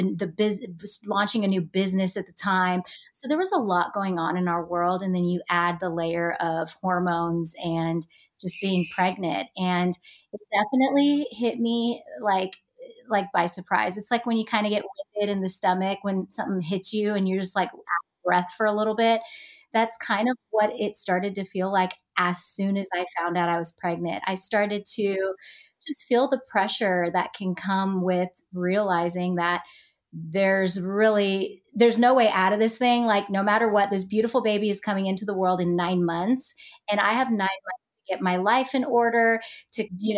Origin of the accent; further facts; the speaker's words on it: Texas, United States; moved away as an adult; also born or lived in Los Angeles, United States; back here in my hometown after 7 years in LA, being back in Texas